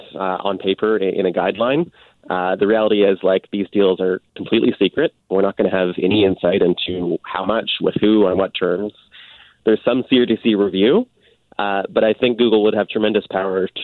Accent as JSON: {"language": "English", "country": "Canada", "said": "as a Canadian"}